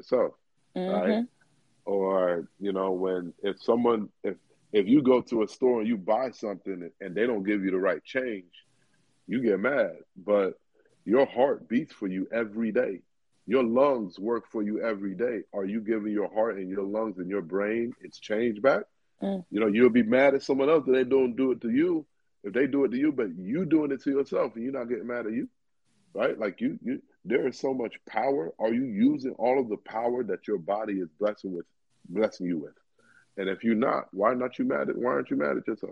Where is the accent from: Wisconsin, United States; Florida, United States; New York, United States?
Florida, United States; Miami; all of us Miamis